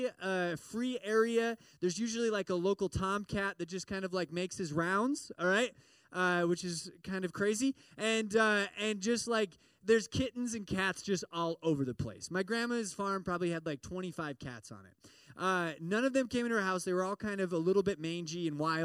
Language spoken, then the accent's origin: English; Midwest, United States; I grew up in the Midwest, and there's lots of farms